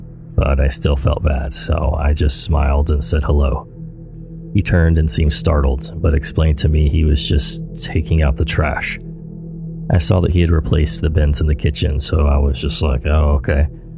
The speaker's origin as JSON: {"language": "English", "country": "Australia", "tie": "born there", "said": "even though I told him I was born in Australia."}